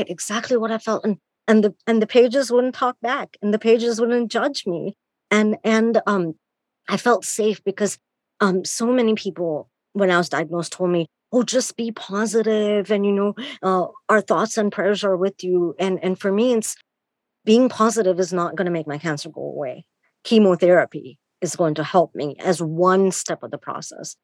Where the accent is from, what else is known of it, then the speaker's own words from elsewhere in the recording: India; moved away; I'm born and raised in India